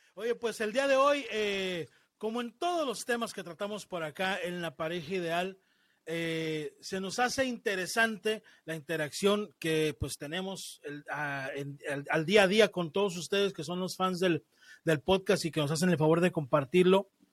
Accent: Mexico; yo te hablo como mexicano. Y en mi cultura, como mexicano

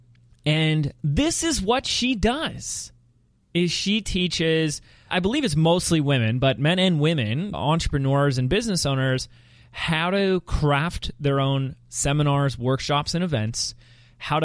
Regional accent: Laguna Beach, California, United States; my hometown of Laguna Beach, California

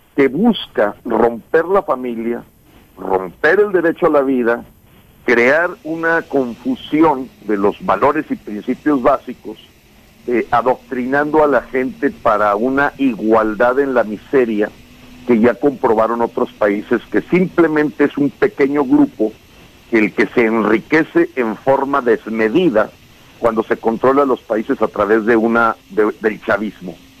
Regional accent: Nuevo León, Mexico; Yo que soy gente de Nuevo León

